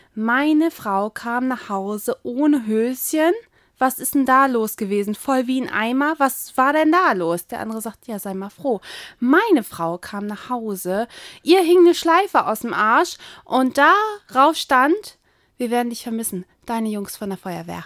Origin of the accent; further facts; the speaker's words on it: East Germany, Germany; Ich komme ja aus Ostdeutschland